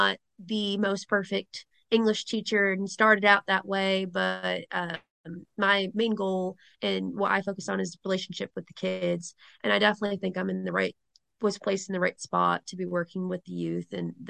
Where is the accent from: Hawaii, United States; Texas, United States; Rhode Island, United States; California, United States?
Rhode Island, United States; accent: Rhode Island; they don't feel like I have the Rhode Island accent at all here.